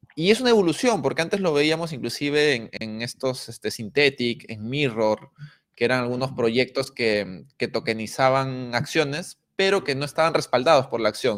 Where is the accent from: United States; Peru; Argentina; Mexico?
Peru; nosotros siendo peruanos